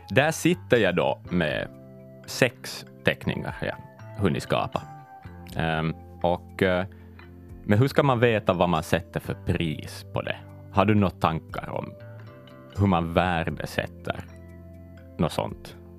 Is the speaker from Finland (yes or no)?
yes; Ostrobothnia, Finland; som österbottning